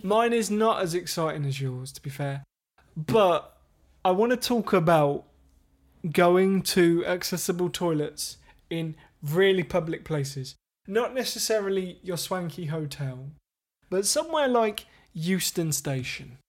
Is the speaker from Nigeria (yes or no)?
no; England, United Kingdom; We're English.